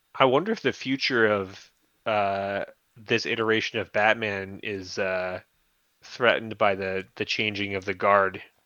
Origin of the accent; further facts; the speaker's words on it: San Bernardino, California, United States; I grew up in San Bernardino